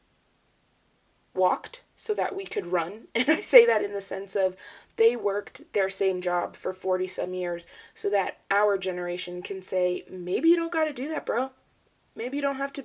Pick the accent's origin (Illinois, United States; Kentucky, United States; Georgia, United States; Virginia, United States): Virginia, United States; Falls Church; I was born and raised in Falls Church, Virginia. I've lived in the same house pretty much my whole life